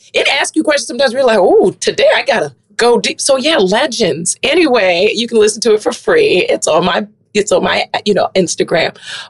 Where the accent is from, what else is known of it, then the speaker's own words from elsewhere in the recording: Florida, United States; is I am from Florida. I was raised on cheesecake, Sizzler, and Red Lobster.